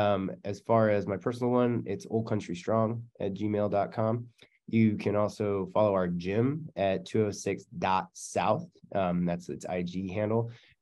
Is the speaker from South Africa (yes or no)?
no; Canada; I'm Canadian. Of course I'm polite.